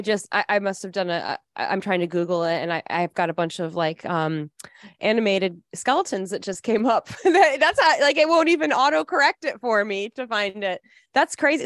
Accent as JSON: {"language": "English", "town": "Midland", "region": "Michigan", "country": "United States", "said": "I'm from Midland, Michigan, so that's the he, world headquarters at Dow Chemical"}